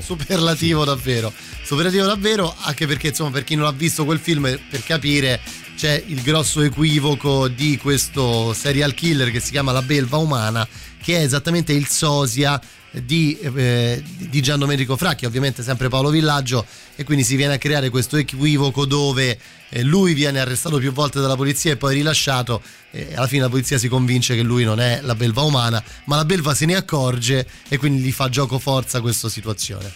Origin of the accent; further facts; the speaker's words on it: Rome, Lazio, Italy; da romano